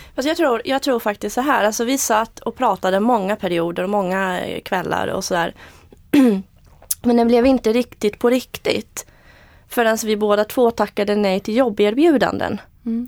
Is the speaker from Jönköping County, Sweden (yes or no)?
yes; Eksjö, Jönköping County, Sweden; also born or lived in Moscow, Russia; Jag är född i Moskva och uppvux, uppvuxen i Småland, Eksjö